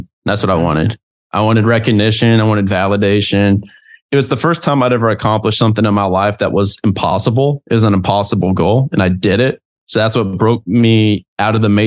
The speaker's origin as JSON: {"language": "English", "region": "Southern United States", "country": "United States", "tie": "born or raised there", "moved": "yes", "said": "a kid that was raised up in the country in the Southern United States"}